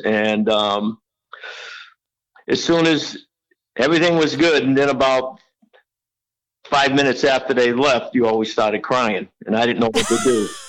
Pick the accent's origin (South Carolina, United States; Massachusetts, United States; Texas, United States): Massachusetts, United States; Leominster; moved away; Yeah, it was one thing about Leominster, at least I know back then, I've been gone from Leominster for 50 years now. But one thing about Leominster is sports was really big.